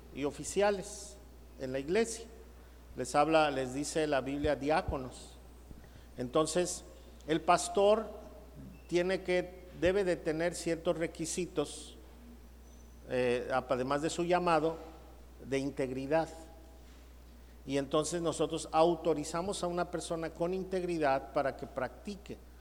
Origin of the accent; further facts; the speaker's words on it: Mexico; nosotros en México bautizas al niño